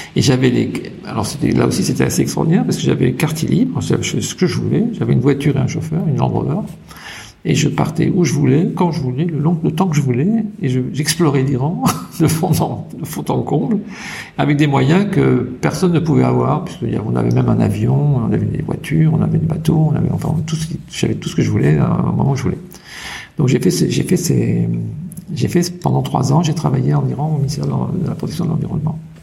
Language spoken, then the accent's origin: French; Paris, Île-de-France, France; moved away; also born or lived in United States; à Paris, j'étais quand même dans une famille assez aisée, euh, dans un cocon